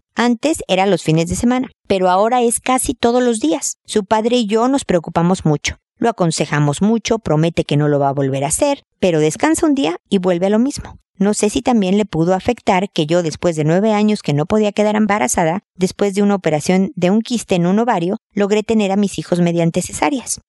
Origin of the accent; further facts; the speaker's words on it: Mexico; moved away as an adult; now in Chile; en mi cultura, México, de donde soy yo